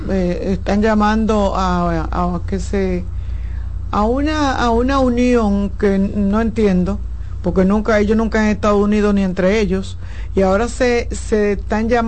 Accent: Dominican Republic; los haitianos lo están llevando a creerse que nosotros como dominicanos le vamos a hacer daño de manera personal

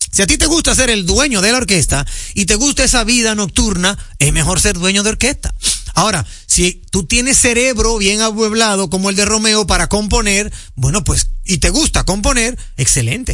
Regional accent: Dominican Republic; yo como dominicano

